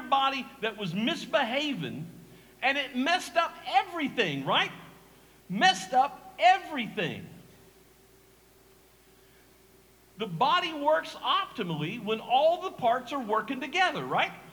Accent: Eastern North Carolina, United States; I'm from Eastern North Carolina. I grew up here. My parents were born here, so I'm a long-time Eastern North Carolina guy

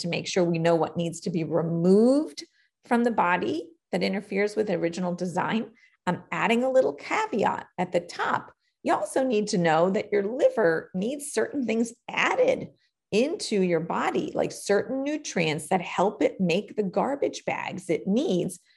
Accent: New York City, New York, United States; I was born and raised in Queens, New York

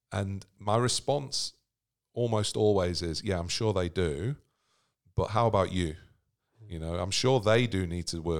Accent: Sydney, New South Wales, Australia; we're from Sydney.

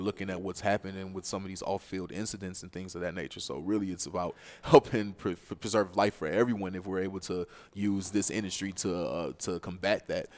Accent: Cleveland, Ohio, United States; also born or lived in Chicago; I was born in Chicago, although I was raised in Cleveland, I consider Cleveland my hometown.

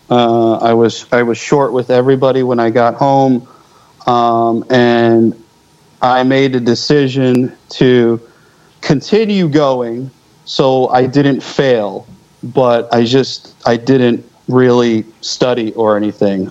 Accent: just outside of Philadelphia, Pennsylvania, United States; moved away; I grew up just outside of Philly, so I mean, that's that's kind of my old stomping ground.

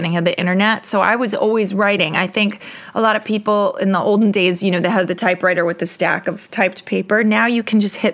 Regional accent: New York, United States; I'm a New Yorker

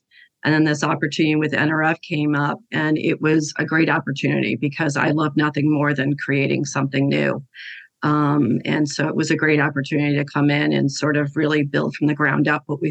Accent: Detroit, Michigan, United States; moved away; I grew up in the Midwest. I grew up in Detroit area

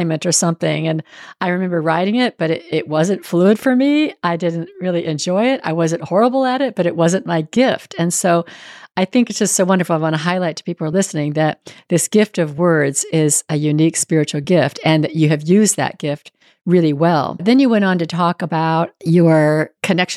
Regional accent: Northern California, United States; moved away; also born or lived in Houston; I grew up in Northern California where the weather was good most of the year round

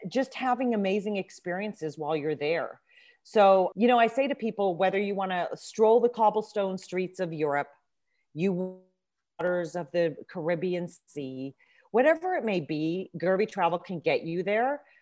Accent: Southern California, United States; moved away as an adult; also born or lived in Nairobi, Kenya; now in Maryland, United States; I grew up in Southern California

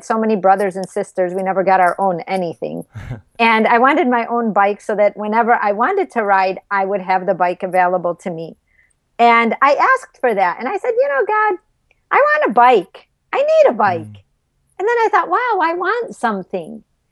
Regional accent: suburb of Chicago, Illinois, United States; born or raised there; moved away as an adult; also born or lived in California

